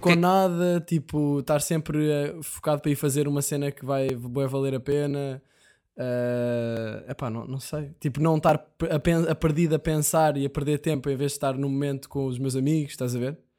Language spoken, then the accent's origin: Portuguese; Portugal; Somos portugueses